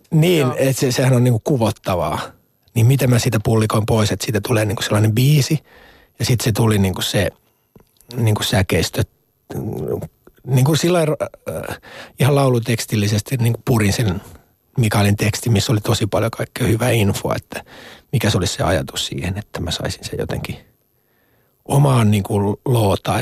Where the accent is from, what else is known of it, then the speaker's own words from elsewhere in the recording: Ostrobothnia, Finland; moved away; mä olen niin kuin Pohjanmaan poika